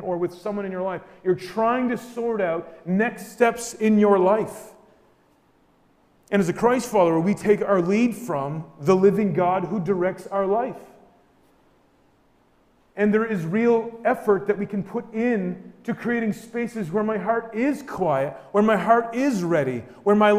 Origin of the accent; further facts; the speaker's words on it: New Brunswick, Canada; We're from New Brunswick